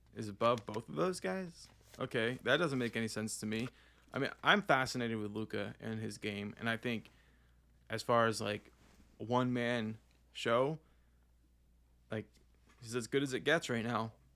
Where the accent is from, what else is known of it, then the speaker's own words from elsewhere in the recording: Oklahoma, United States; also born or lived in Puerto Rico; we're from Oklahoma